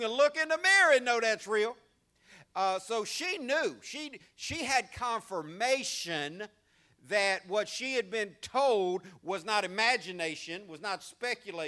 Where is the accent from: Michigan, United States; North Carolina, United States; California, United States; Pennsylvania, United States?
California, United States; San Diego; also born or lived in Louisiana; now in Jackson, United States; I'm from San Diego, California.